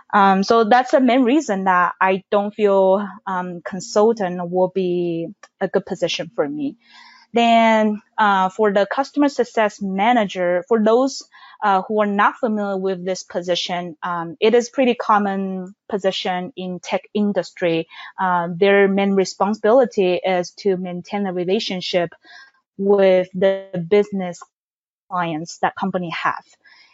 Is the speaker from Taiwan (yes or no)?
yes; Taiwan; moved away as an adult; now in Seattle, United States; Yeah, so I moved to Seattle from Taiwan in 2015, which was 5 years ago.